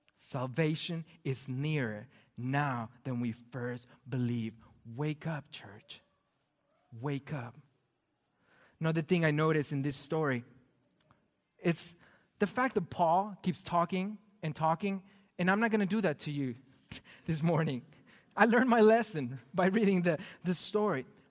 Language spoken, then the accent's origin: English; Mexico; moved away; Growing up in Mexico as a pastor's kid, I was required to go to most of the church services